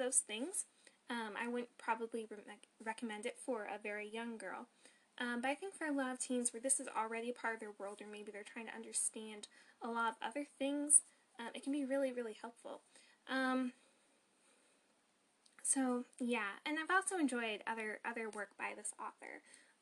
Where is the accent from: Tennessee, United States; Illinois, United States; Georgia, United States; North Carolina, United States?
North Carolina, United States; I'm also from North Carolina